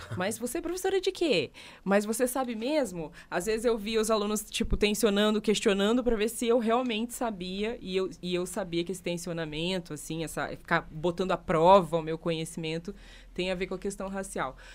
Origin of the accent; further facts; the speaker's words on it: Curitiba, Paraná, Brazil; E sou uma mulher né, negra que nasceu na cidade de Curitiba